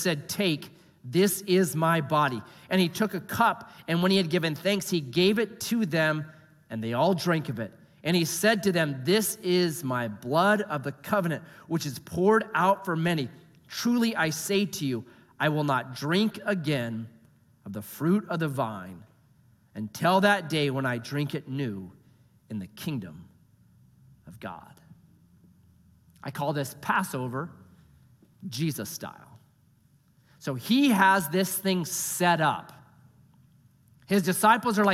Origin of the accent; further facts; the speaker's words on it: United States; I'm an American